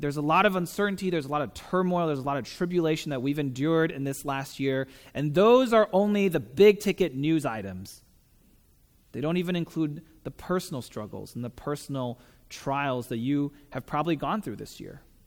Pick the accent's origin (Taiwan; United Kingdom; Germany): Taiwan; moved away as an adult; also born or lived in San Diego; I'm from Taiwan, so I grew up there